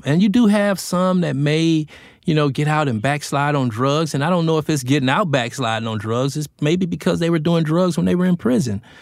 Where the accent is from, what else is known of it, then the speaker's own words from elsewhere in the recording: Los Angeles, California, United States; moved away as an adult; my hometown, which is Los Angeles